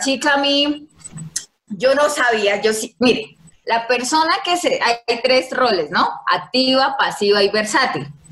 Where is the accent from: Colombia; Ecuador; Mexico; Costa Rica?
Colombia; Yopal, Casanare; Soy nacida y criada en Casanare, Yupal, Casanare